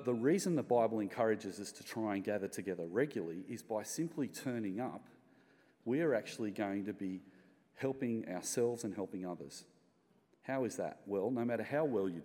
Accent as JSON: {"language": "English", "country": "Australia", "said": "as Australian Christians"}